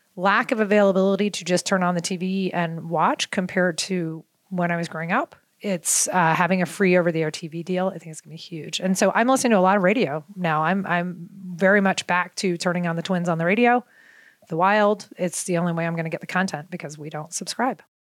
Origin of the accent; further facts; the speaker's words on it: Baltimore, Maryland, United States; moved away; I grew up in Baltimore